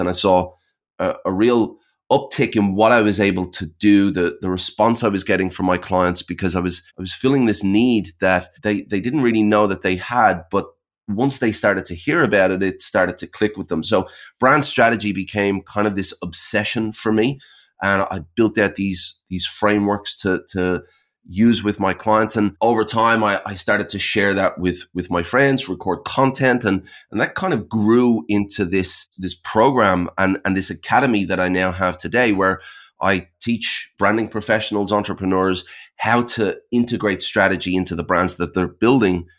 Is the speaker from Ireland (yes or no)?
yes; Ireland; now in Sydney, Australia; I'm, I'm based in Sydney, Australia. I'm actually originally from Ireland, but I've been here about twenty years.